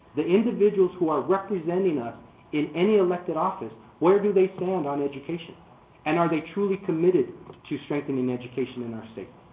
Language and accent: English; Arizona, United States; born and raised in Arizona